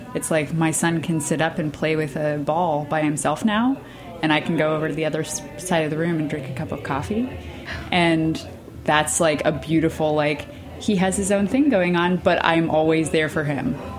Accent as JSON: {"language": "English", "region": "Northern Virginia", "country": "United States", "tie": "born or raised there", "also_born_or_lived": "Pittsburgh", "moved": "as an adult", "lives_now": "Brooklyn, United States", "said": "I grew up kind of on the borderlands between the like country Virginia and the like DC suburb Virginia"}